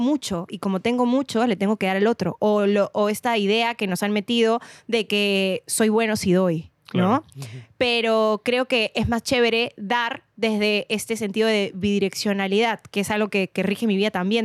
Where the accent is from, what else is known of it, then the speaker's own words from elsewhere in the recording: Lima, Peru; yo nací y crecí en San Miguel